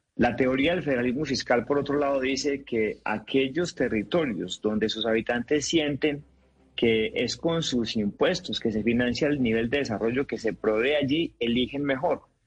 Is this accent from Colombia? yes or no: yes; Antioquia, Colombia; Yo soy antioqueño